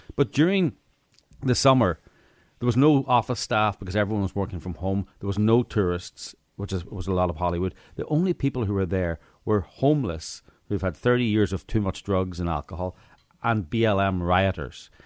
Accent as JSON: {"language": "English", "region": "Northern Ireland", "country": "United Kingdom", "tie": "born or raised there", "moved": "yes", "said": "I grew up in Northern Ireland"}